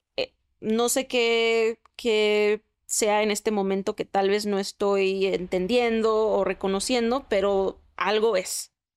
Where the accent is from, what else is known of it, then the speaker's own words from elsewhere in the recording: Mexico; soy mexicana